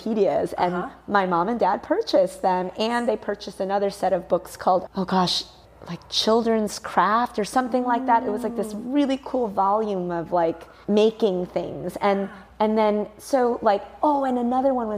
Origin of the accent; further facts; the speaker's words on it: Mount Prospect, Illinois, United States; I grew up outside of Chicago in a suburb called Mount Prospect.